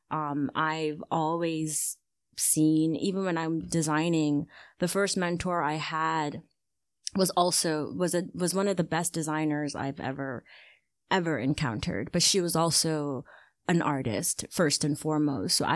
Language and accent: English; Ghana; being Ghanaian is to me it is my it's the the number one way that I identify myself. Like I see myself as Ghanaian and I see myself as African before anything else.